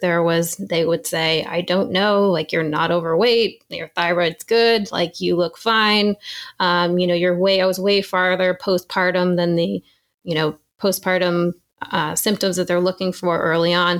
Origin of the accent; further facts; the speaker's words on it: New Hampshire, United States; I grew up in New Hampshire